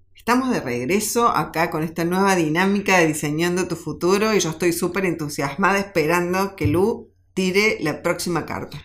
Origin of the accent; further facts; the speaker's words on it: Argentina; como argentinos